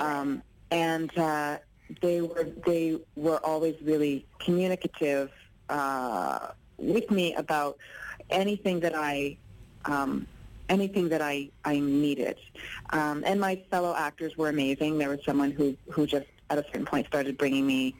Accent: Ontario, Canada; I'm an actor from Ontario. I live in Toronto

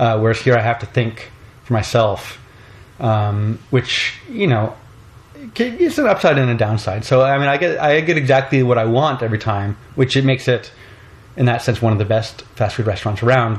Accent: Canada; I'm from Canada

